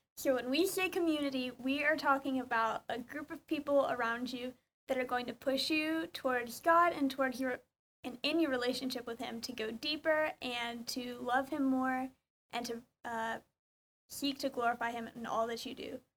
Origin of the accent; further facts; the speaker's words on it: Georgia, United States; moved away as an adult; now in College Station, United States; I'm from Georgia